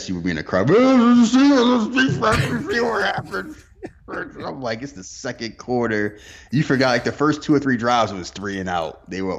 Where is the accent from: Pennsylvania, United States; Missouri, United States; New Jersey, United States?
Pennsylvania, United States; Philadelphia; now in Texas, United States; I'm from Philly.